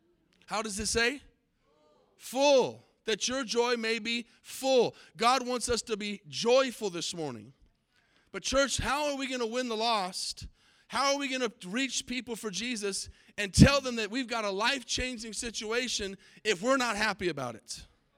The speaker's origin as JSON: {"language": "English", "town": "Tucson", "region": "Arizona", "country": "United States", "tie": "born or raised there", "said": "There was a movie way back in the 80s that was filmed in the city that I grew up in Tucson, Arizona, called Can't Buy Me Love."}